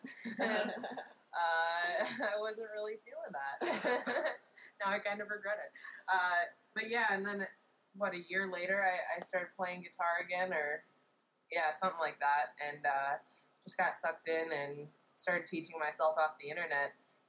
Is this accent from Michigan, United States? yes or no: no; Minneapolis, Minnesota, United States; Well, we are sisters. I guess you can't tell because you can't see us. And we grew up in Minneapolis, Minnesota.